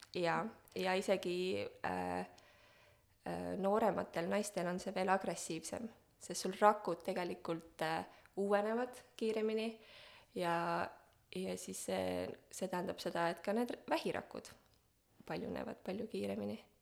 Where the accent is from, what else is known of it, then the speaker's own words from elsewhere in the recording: Estonia; moved away; ma olen hästi pikalt Eestist ära elanud äh,. ma tulin tagasi kaks tuhat kaheksateist